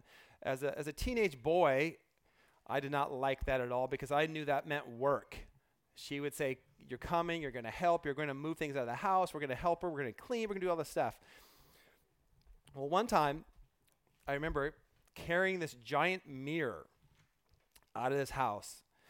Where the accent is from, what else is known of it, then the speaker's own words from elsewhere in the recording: Port Townsend, Washington, United States; I was thinking this week about growing up in Port Townsend, and one of the things that my mom did often